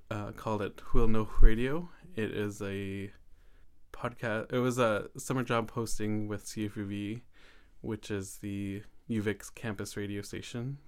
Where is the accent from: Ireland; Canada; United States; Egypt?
Canada; Saanich, British Columbia; I come from Saanich, and I come from the Palkuchen Nation